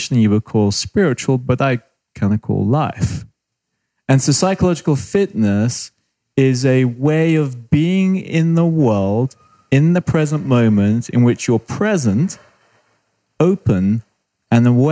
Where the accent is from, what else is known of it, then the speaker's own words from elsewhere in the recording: United Kingdom; accent: British; moved away; also born or lived in Australia / Canada; I'm British, spent time in Australia, spent 4 or 5 years in Canada